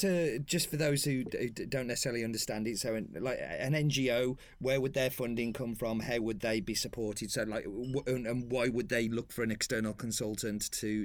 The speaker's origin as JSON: {"language": "English", "region": "England", "country": "United Kingdom", "said": "I'm proud as an Englishman"}